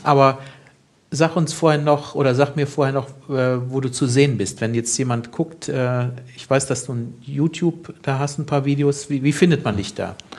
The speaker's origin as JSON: {"language": "German", "country": "Germany", "said": "als Deutscher"}